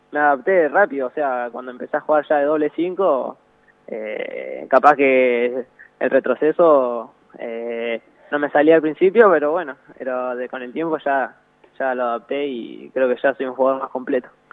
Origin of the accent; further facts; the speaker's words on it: Tandil, Buenos Aires Province, Argentina; acá en Tandil, porque yo soy de Tandil